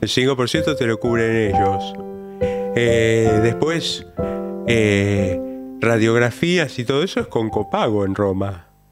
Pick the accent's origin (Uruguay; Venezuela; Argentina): Argentina; Buenos Aires; de Flores